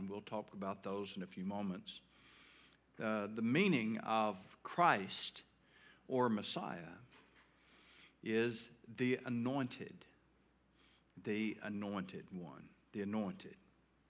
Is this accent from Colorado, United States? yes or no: no; South Arkansas, United States; where I grew up in South Arkansas